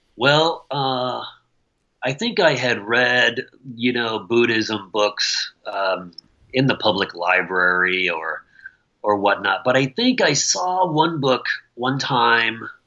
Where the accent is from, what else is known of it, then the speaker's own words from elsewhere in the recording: Michigan, United States; also born or lived in Okayama, Japan / Missoula, Montana; now in Langley, United States; I'm a Midwestern boy. I grew up in Michigan